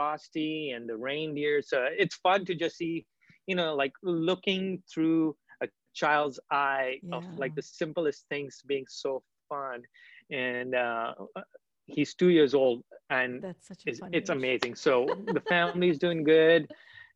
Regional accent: Kolkata, West Bengal, India; I was born and raised in Calcutta, India. I still have family there. Grew up in the beautiful city.

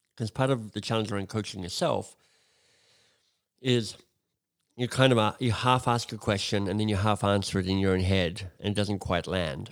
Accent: Australia; moved away as an adult; I'm Australian originally. Um, I left Australia thirty years ago now

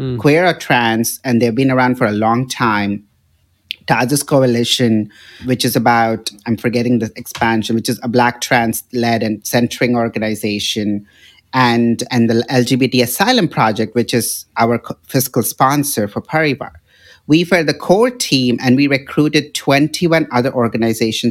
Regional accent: Hyderabad, Telangana, India; moved away as an adult; also born or lived in Seattle / Houston; now in San Francisco, United States; my hometown of Hyderabad

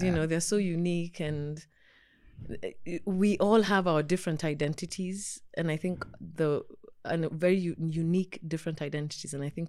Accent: Ngumo, Nairobi, Kenya; I grew up in Ngumo, then Kuna, then Gumo. That's where I spent my childhood. The same house in Gumo.

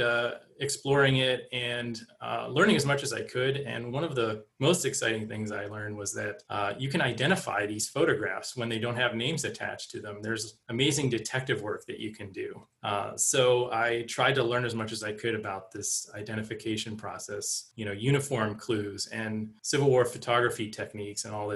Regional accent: Pittsburgh, Pennsylvania, United States; I grew up in the Pittsburgh area, so we made trips to Gettysburg and other battlefields in the area.

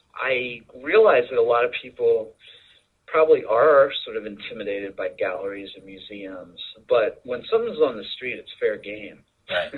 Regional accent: Lancaster, Pennsylvania, United States; now in New York City, United States; I grew up in Lancaster, Pennsylvania, so not too far from Philly

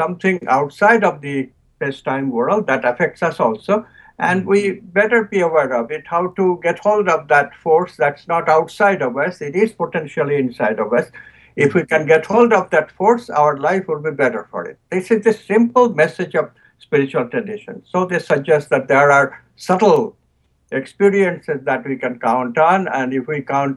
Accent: Kolkata, West Bengal, India; now in United States; I was born in near Calcutta

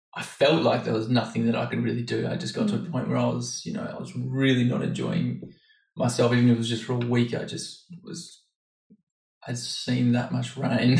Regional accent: Australia; moved away; I'm 25 and I'm from Australia originally.

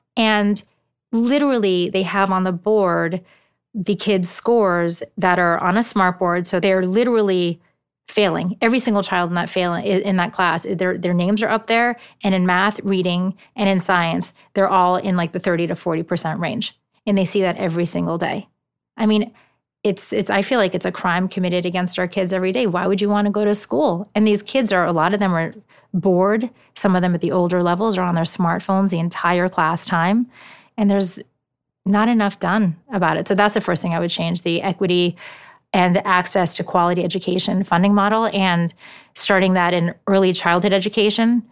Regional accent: New York City, New York, United States; first language Japanese; English is a second language; moved away as an adult; also born or lived in Hong Kong / Shanghai / Tokyo / Palo Alto; I'm originally from New York City

